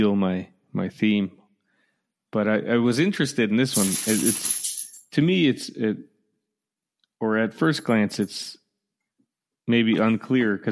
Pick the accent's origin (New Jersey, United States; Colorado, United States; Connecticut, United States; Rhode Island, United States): Connecticut, United States; now in Michigan, United States; growing up in Connecticut